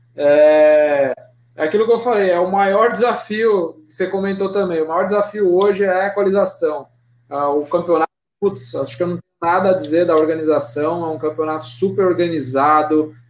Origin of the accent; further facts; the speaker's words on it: Piracicaba, São Paulo, Brazil; also born or lived in Sorocaba; onde eu nasci também, Piracicaba